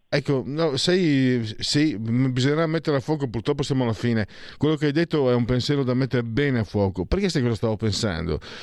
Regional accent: Venice area, Veneto, Italy

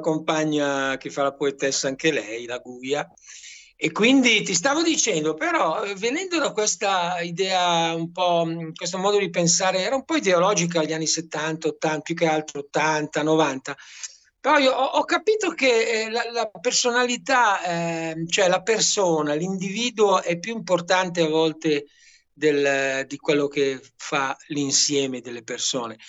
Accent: Brianza, Lombardy, Italy; moved away as an adult; also born or lived in Milan / Maremma; now in Roccastrada, Italy; io sono un brianzolo che poi è stato adottato a Milano e adesso sono adottato qui in Maremma

